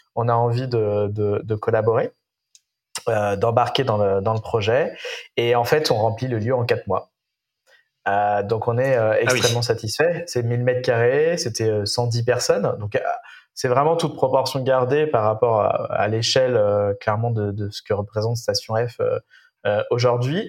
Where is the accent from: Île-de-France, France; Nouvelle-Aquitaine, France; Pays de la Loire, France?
Pays de la Loire, France; Nantes; Je suis né à Nantes, j'ai fait mes études à Nantes